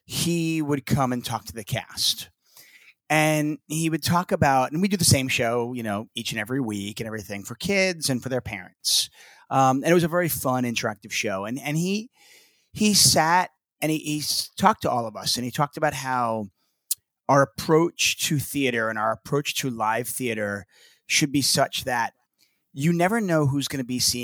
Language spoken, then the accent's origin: English; New York, United States; moved away as an adult; also born or lived in Los Angeles; I'm originally from New York and, you know, I went to college in New York and I moved out